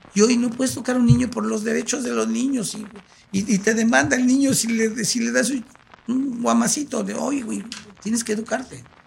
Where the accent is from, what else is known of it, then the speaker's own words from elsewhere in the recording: Mexico City, Mexico; also born or lived in Ciudad Altamirano, Guerrero; crecimos en la Ciudad de México, pero todos los, años pasábamos un mes en Ciudad de Altamirano.